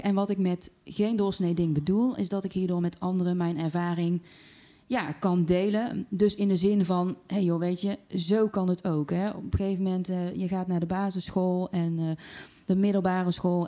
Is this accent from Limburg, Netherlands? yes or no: no; Tilburg, North Brabant, Netherlands; accent: Brabant, soft G; ik ben in Tilburg geboren en dat kun je wel horen hè, door de zachte G.